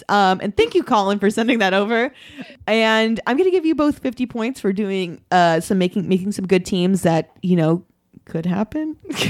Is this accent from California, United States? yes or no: yes; Orange County, California, United States; we are from Orange County and not say that we are an LA team either.